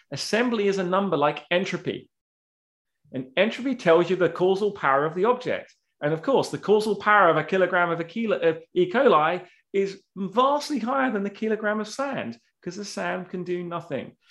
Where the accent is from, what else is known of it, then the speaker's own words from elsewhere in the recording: United Kingdom; I'm British